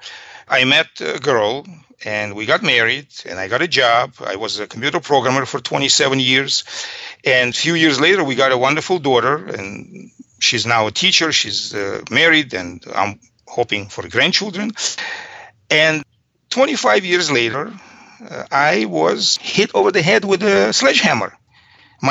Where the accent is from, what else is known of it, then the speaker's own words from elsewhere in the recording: Georgia; English is a second language; moved away as an adult; now in United States; I am originally from Soviet Georgia. It's a country south of former Soviet Union. And I came to this country in 1980, August of 1980, to be precise, with my family